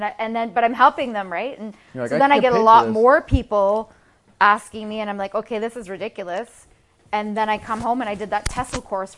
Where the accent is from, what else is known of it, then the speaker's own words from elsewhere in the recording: Canada; moved away as an adult; also born or lived in Los Angeles / London / Rome; I'm Canadian